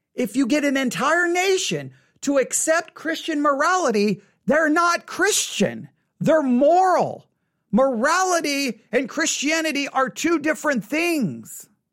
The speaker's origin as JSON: {"language": "English", "region": "West Texas", "country": "United States", "tie": "born or raised there", "said": "I grew up in West Texas in the eighties."}